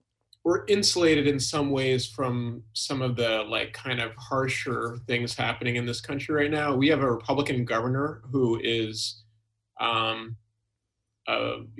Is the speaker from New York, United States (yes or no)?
yes; Albany, New York, United States; now in Boston, United States; I actually grew up in upstate New York